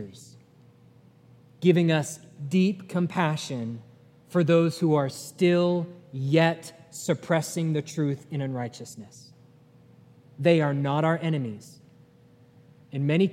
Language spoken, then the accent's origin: English; New England, United States; now in Chattanooga, United States; I'm from New England